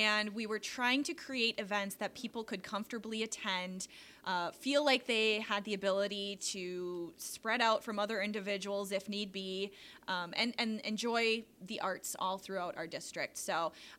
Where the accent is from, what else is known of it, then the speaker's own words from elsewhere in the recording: Denmark, Wisconsin, United States; I grew up in Denmark, and then I went away to college a little bit, and then I just found myself back here